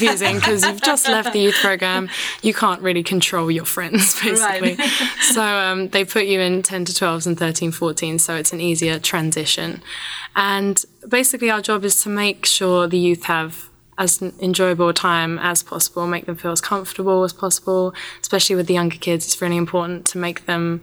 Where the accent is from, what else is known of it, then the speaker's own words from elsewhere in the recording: United Kingdom; Coming as a Brit